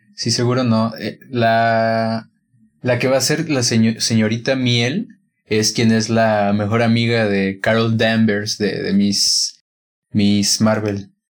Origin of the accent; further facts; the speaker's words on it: Guanajuato, Mexico; la primera película que vi en un cine aquí en Guanajuato fue en un cine de mi pueblo